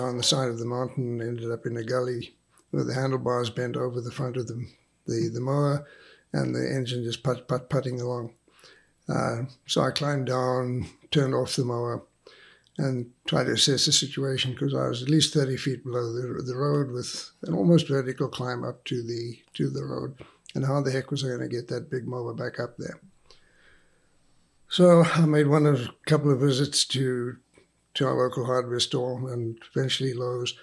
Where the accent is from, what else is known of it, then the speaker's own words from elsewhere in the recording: Zimbabwe; accent: South African / Rhodesian; moved away as an adult; also born or lived in South Africa / England / Michigan / Lafayette, Louisiana; now in Clyde, United States; my accent. That is South African / Rhodesia, ex-Zimbabwe